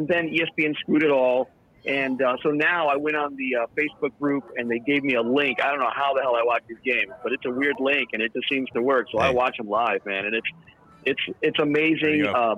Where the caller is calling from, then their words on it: Okinawa, Japan; Okinawa? Okinawa, Japan, bro.